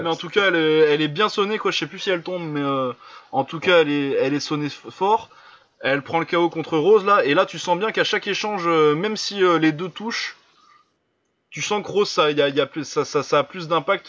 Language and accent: French; Lille, Hauts-de-France, France; je suis lillois